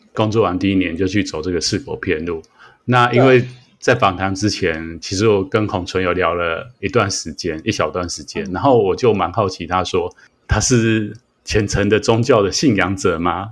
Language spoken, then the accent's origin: Chinese; Taiwan; 我们在台湾长大